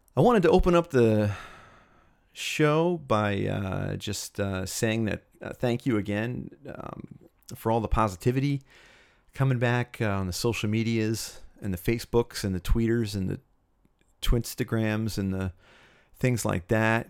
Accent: Cherry Hill, New Jersey, United States; I grew up in Cherry Hill, New Jersey, which is about ten miles east of Philadelphia, Pennsylvania.

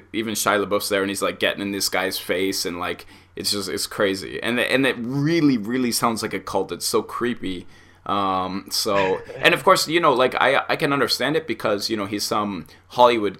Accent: Canada; Being Canadian

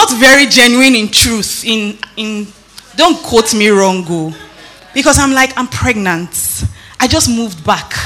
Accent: Nigeria; moved away; also born or lived in Benin City, Nigeria / Lagos, Nigeria; When I was growing up in Benin, I had great pastors. Growing up in Lagos, Pastor Tyron, Pastor Bimbo Odukoya

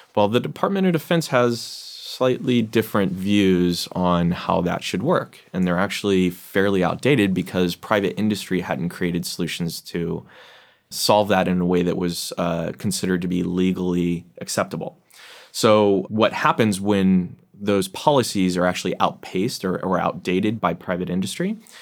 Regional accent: Seattle, Washington, United States; I come from Seattle

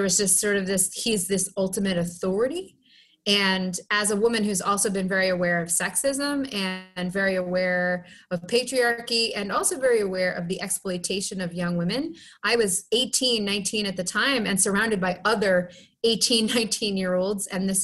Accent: Down East Maine, United States; moved away as an adult; also born or lived in Lynn, Massachusetts; now in Boston, United States; I was born in Lynn, Massachusetts, but my parents really struggled with living in the city. And I was actually raised in Down East Maine, but I returned to Massachusetts as pretty much as quickly as I could at about the age of 20, 21.

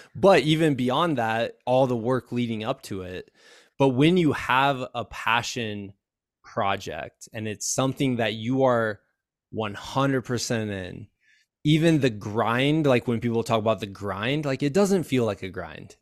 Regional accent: Iowa, United States; now in Colorado, United States; I'm from Iowa.

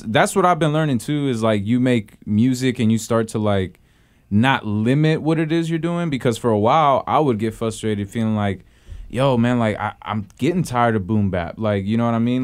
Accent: Houston, Texas, United States; now in San Francisco Bay Area, United States; I'm from Houston

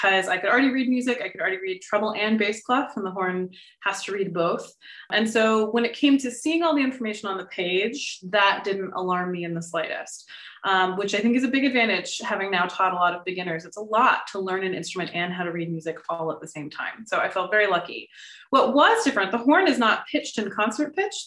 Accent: Austin, Texas, United States; moved away as an adult; also born or lived in Los Angeles, California; now in Columbus, United States; I'm originally from Austin, Texas, one of the few people that actually is from there

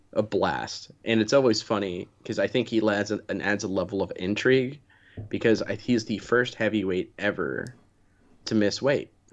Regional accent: United States; being an American

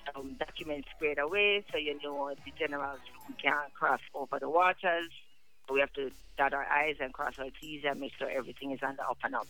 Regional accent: Ontario, Canada; I'm also from Ontario.

